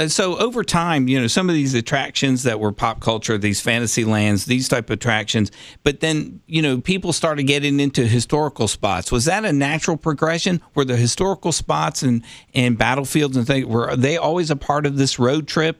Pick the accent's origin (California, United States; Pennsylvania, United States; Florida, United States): Pennsylvania, United States; Philadelphia; when I was driving down from Philadelphia as a kid in the 60s, similar to you, you know, in the early 60s, 66 maybe, we always saw these things.